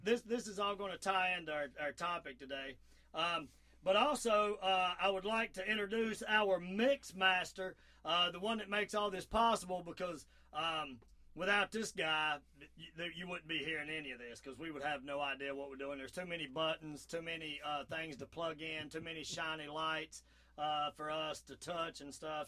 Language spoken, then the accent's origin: English; the South, United States; accent: southern; my southern accent